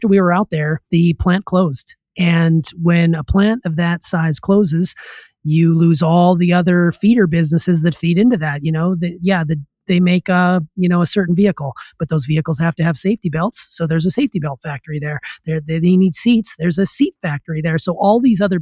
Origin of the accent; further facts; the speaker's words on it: Anaconda, Montana, United States; moved away as an adult; my plan was to just be a substitute teacher in my hometown, work my way into the system, and then basically become a lifer.